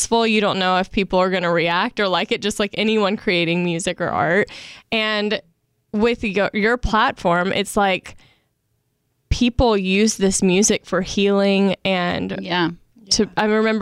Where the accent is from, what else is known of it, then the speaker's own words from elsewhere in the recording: the South, United States; I'm from the South